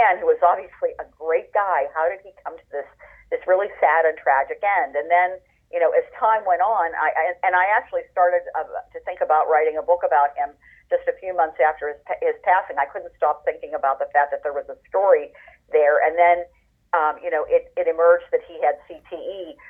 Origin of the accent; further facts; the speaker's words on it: Pittsburgh, Pennsylvania, United States; I grew up in Pittsburgh